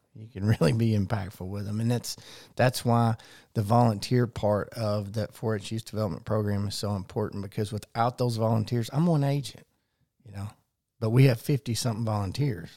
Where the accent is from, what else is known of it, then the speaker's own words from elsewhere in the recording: Conway, Arkansas, United States; I was born and raised in Conway